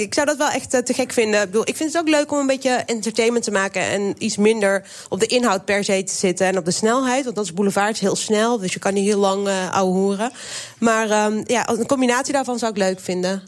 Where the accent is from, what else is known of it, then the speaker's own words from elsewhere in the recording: Waalwijk, North Brabant, Netherlands; Ik ben opgegroeid in Waalwijk